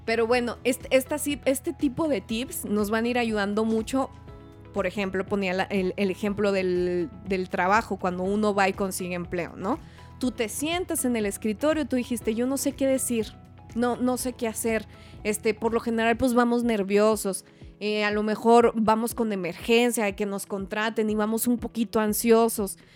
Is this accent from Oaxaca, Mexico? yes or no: no; Hidalgo del Parral, Chihuahua, Mexico; moved away as an adult; now in Mexico City, Mexico; yo nací en Parral, soy del mineral del Parral, allá por donde mataron a Pancho Villa. Una ciudadcita bien bonita, pero bonita, minera, y pues me salí de ahí como a los 18 años